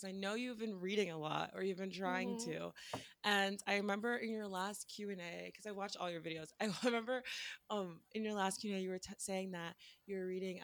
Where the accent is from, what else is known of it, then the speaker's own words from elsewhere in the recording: Washington, District of Columbia, United States; I'm from Washington, D.C. I live here right now